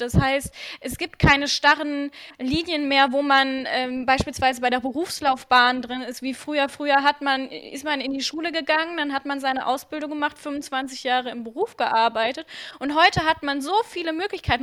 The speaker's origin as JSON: {"language": "German", "town": "Krefeld", "region": "North Rhine-Westphalia", "country": "Germany", "said": "bei uns in Krefeld"}